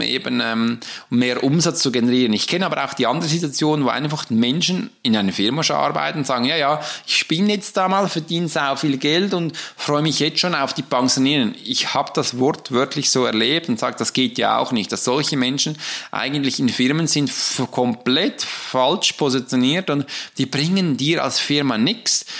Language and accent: German; Switzerland; ich bin ein Schweizer